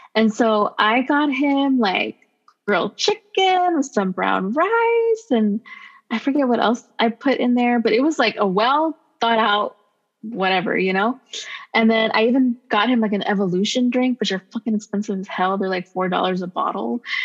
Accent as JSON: {"language": "English", "town": "Los Angeles", "region": "California", "country": "United States", "said": "I'm from Los Angeles"}